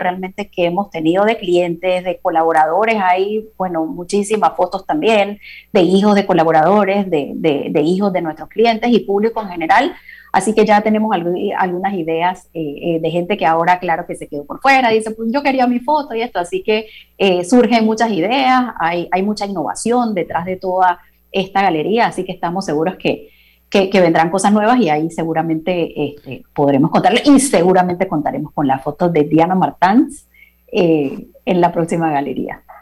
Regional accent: Panama; nos corresponde como panameños.

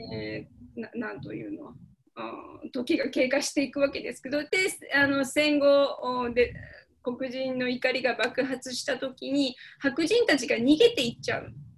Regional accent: Kiryu, Gunma, Japan; 私はあの自分の実家の桐生のこと

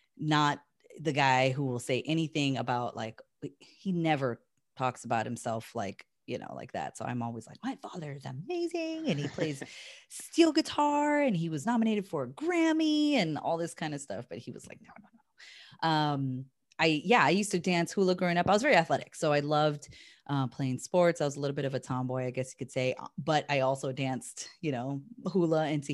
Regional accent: California, United States; also born or lived in Hawaii; I'm originally from Hawaii and I lived there till I was about 5 and we moved to California.

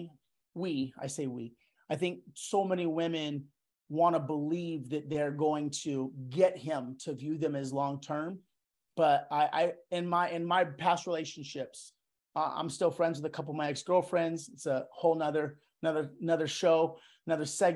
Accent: Yuma, Arizona, United States; moved away as an adult; I grew up in Yuma, Arizona, small town, predominantly white, mixed with Hispanic, Mexican descent

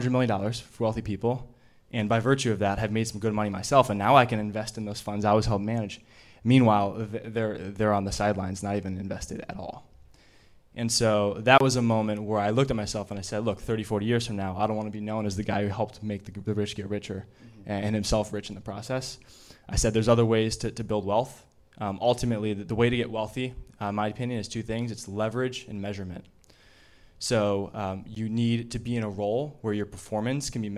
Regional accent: Chicago, Illinois, United States; I grew up in Chicago

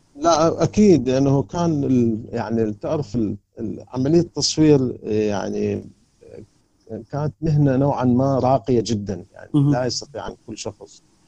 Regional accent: Karbala, Karbala Governorate, Iraq; moved away as an adult; now in Baghdad, Iraq; انا بالحق ما غادرت العراق ابد يعني يعني ابدا وبالذات انا انتقلت من سكني من كربلاء الى بغداد

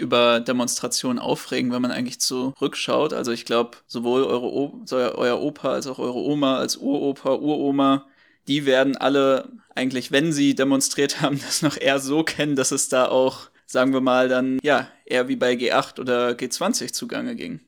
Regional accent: Bochum, North Rhine-Westphalia, Germany; Ich bin ja in Bochum zur Schule gegangen

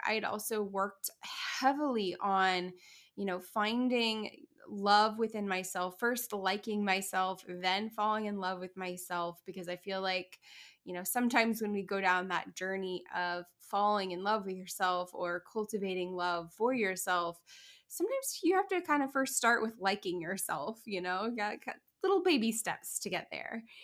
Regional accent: Kansas City, Missouri, United States; my hometown of Kansas City

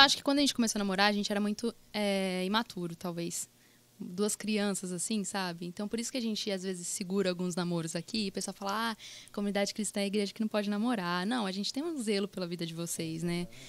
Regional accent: Pradópolis, São Paulo, Brazil; now in Ribeirão Preto, Brazil; eu não sou de Ribeirão, eu nasci em Pradópolis, agora que eu tô morando em Ribeirão

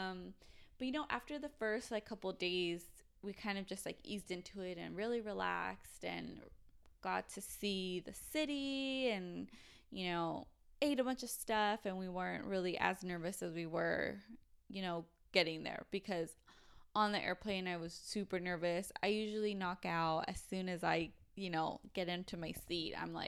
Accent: Mexico; So I spoke Spanish and I was like, I'm from Mexico. Yo soy mexicana.

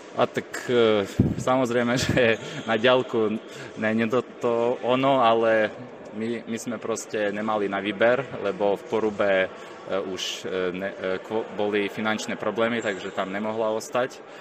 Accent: Velykyi Bereznyi, Zakarpattia Oblast, Ukraine; moved away as an adult; also born or lived in Topoľčany, Slovakia; now in Považská Bystrica, Slovakia; ja som sa narodil blízko slovenských hraníc, eh, volá sa to taká dedinka Veľký Berezny

